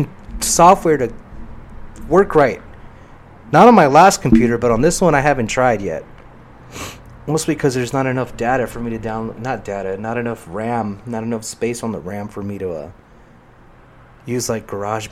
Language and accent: English; Paramount, California, United States; also born or lived in Corona, California / Long Beach, California / Compton, California; I'm from Long Beach. I grew up in Paramount. For a while, we lived in Compton